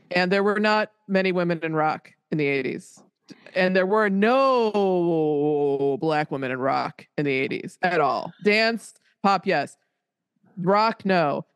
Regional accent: Colorado, United States; I grew up in Colorado

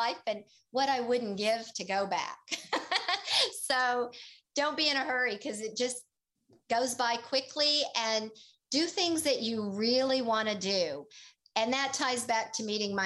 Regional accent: Tulsa, Oklahoma, United States; moved away; also born or lived in Boulder, Colorado; I was a city girl. I grew up in Tulsa, Oklahoma.

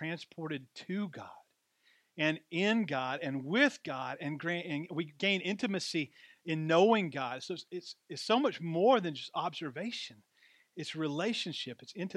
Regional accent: Deep South, United States; my story about growing up in the Deep South

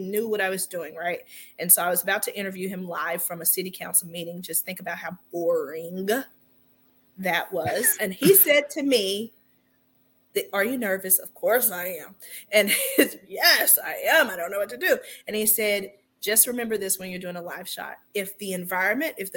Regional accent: Texas, United States; moved away; also born or lived in Auburn, Alabama; I'm from Texas originally.

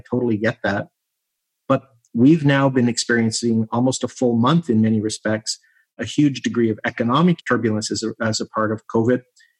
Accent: Canada; always makes me incredibly proud as a Canadian

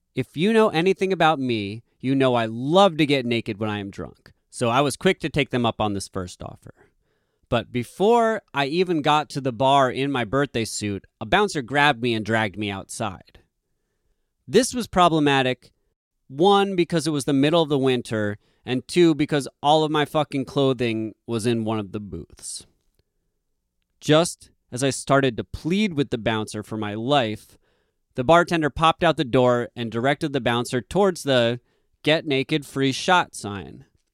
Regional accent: New England, United States; now in Brooklyn, United States; I grew up in New England in an impressively large punk scene, and running parallel to us was an equally large hardcore scene.

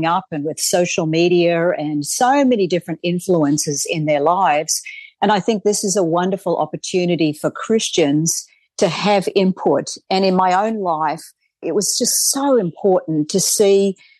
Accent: Australia; moved away; I grew up in Australia

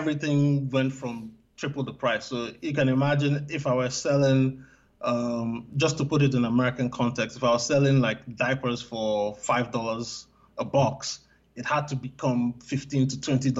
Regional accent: Nigeria; also born or lived in United States; Okay, so of course, because I'm Nigerian, I grew up on Nigerian food, so I'm going to talk about the Nigerian food.

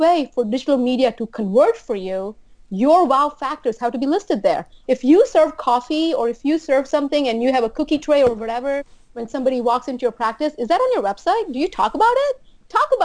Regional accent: U.S. Virgin Islands; moved away as an adult; also born or lived in New Jersey; I'm from St. Thomas.

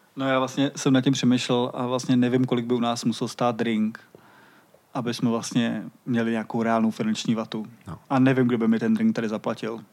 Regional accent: Vinohrady, Prague, Czechia; also born or lived in Vršovice, Prague; Já teď bydlím ve Vršovicích a přijde mi to trochu podobný, protože jsem z Vinohrad

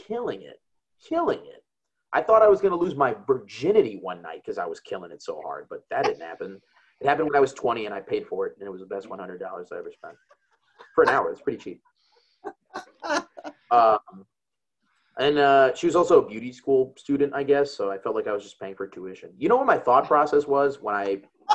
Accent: Chicago, Illinois, United States; I'm from Chicago.

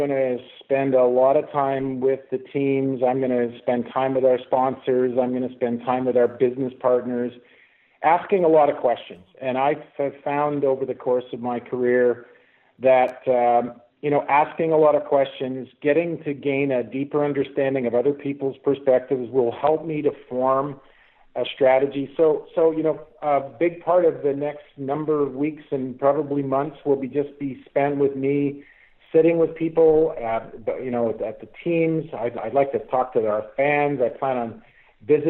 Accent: Winnipeg, Manitoba, Canada; I was born and raised in Winnipeg

